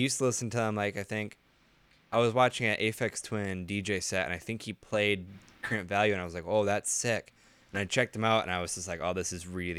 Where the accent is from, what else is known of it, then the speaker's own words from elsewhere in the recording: Ireland; now in United States; I mean, I'm actually from Ireland. Most of my family lives over there